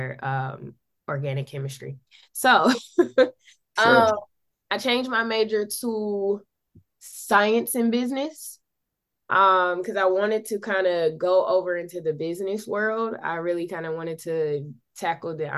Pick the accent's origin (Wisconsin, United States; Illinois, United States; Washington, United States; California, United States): Wisconsin, United States; Milwaukee; I am born and raised in Milwaukee